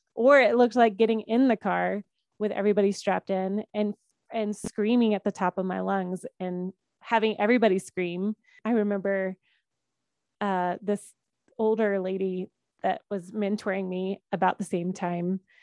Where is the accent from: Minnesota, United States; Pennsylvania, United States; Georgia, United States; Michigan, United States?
Georgia, United States; I grew up in Georgia